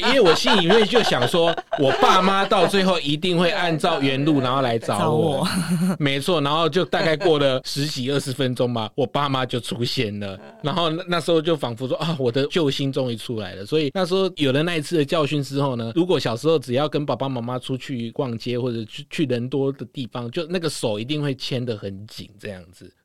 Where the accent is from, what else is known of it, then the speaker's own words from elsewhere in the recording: Tainan, Taiwan; 身为台南人非常骄傲